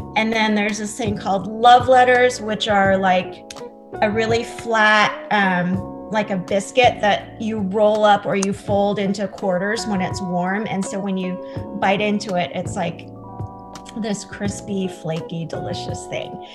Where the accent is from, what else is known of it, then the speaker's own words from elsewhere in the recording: Singapore; now in United States; born and raised in Singapore, so I am an immigrant